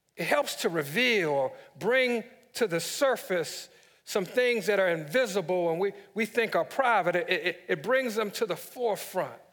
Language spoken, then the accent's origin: English; Washington, District of Columbia, United States; my hometown, D C